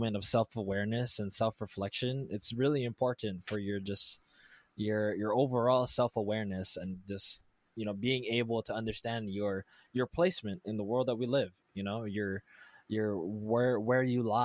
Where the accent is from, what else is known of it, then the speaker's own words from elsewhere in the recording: Hawaii, United States; my American upbringing